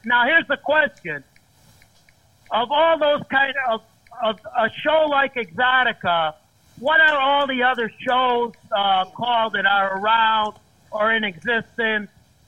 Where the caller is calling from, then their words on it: Chicago, Illinois, United States; Oh, good evening, James. You might know me. I'm … from Chicago.